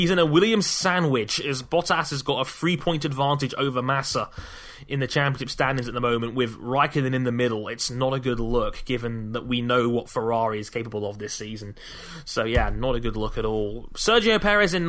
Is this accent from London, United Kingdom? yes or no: yes; London, United Kingdom; my hometown of London